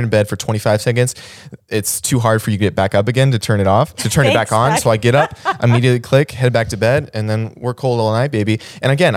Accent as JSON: {"language": "English", "town": "Las Vegas", "region": "Nevada", "country": "United States", "also_born_or_lived": "the South", "moved": "yes", "said": "we're from Vegas."}